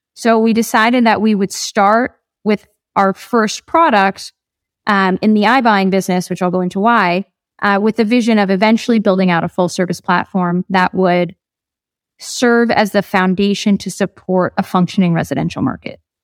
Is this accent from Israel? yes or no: no; New Jersey, United States; moved away as an adult; now in Colombia; I grew up in New Jersey